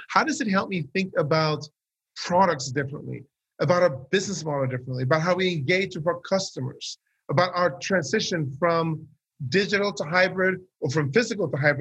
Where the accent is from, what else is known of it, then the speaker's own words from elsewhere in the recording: Sweden; I grew up in Sweden.